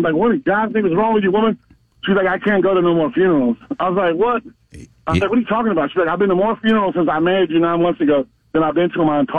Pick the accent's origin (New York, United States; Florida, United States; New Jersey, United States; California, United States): Florida, United States; Pahokee; I grew up in Pahokee